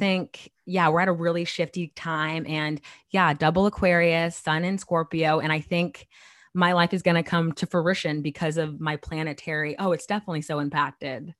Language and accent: English; Chandler, Arizona, United States; moved away as an adult; now in New York, United States; I was born and raised in Arizona for twenty years